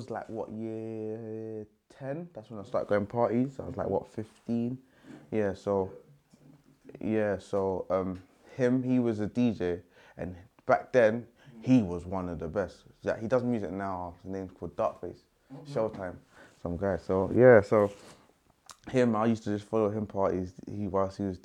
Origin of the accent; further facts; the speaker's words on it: London, United Kingdom; I'm from South